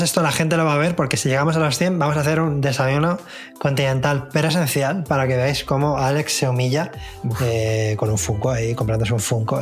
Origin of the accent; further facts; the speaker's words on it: Spain; para mí como español